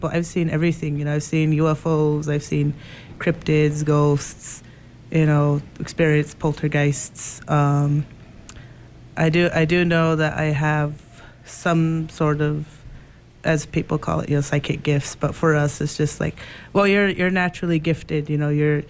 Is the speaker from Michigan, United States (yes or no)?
no; Pine Ridge, South Dakota, United States; also born or lived in Iowa / Nebraska; I am from the Oglala Sioux Tribe of Pine Ridge, South Dakota.